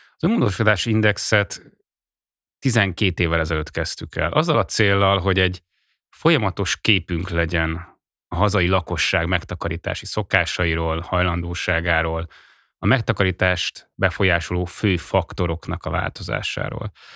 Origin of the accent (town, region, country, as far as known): Hungary